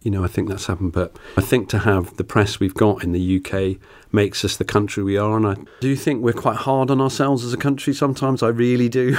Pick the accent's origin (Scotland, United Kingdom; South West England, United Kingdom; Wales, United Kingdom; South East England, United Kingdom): South West England, United Kingdom; Tiverton; my first job was at the Tiverton Gazette, which is my hometown paper